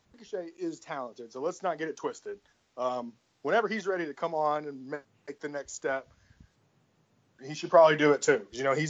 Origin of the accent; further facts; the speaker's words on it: Memphis, Tennessee, United States; I'm from Memphis too